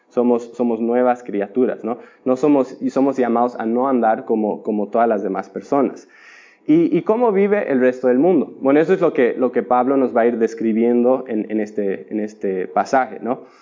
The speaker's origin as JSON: {"language": "Spanish", "country": "Bolivia", "tie": "born or raised there", "said": "Y tienen que entender que yo crecí en Bolivia, donde no hay mar, ¿no?"}